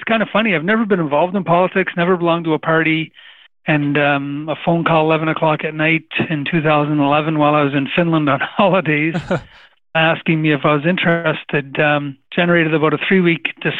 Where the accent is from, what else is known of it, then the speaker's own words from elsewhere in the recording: Cape Breton Island, Nova Scotia, Canada; moved away as an adult; also born or lived in Newfoundland / Yukon / Nunavut / Northwest Territories; now in Ottawa, Canada; I grew up in Cape Breton Island